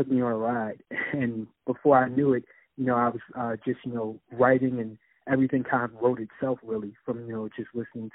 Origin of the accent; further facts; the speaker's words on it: Philadelphia, Pennsylvania, United States; I'm from Philadelphia, born and raised